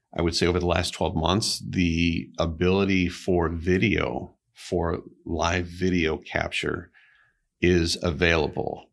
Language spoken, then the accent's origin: English; Oak Park, Illinois, United States; moved away as an adult; now in Pentwater, United States; I grew up in Oak Park River Forest area